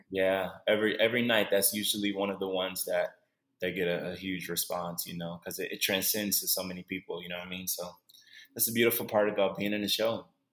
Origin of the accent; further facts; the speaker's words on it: Cleveland, Ohio, United States; moved away as an adult; now in Los Angeles, United States; I'm born and raised in Cleveland, Ohio